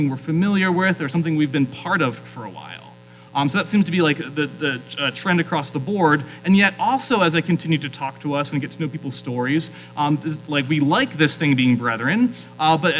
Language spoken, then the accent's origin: English; South Central Pennsylvania, United States; moved away as an adult; also born or lived in New England; now in Phoenix, United States; I grew up in South Central Pennsylvania.